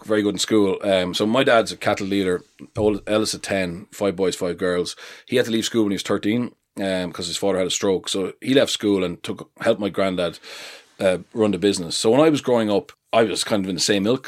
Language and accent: English; Leinster, Ireland; I'm from Leinster